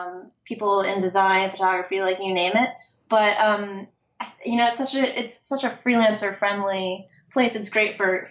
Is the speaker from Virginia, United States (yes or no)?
yes; Richmond, Virginia, United States; moved away as an adult; now in New York City, United States; I grew up in Richmond, Virginia